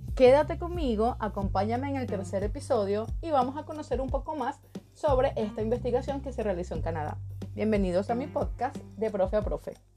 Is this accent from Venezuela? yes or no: yes; Venezuela; moved away as an adult; also born or lived in Caracas, Venezuela; now in Ecuador; Soy de Esnotú, Venezuela, y ejercí en Caracas durante cuatro años, pero por la situación de mi país, emigré en el 2018 Ahora vivo en Ecuador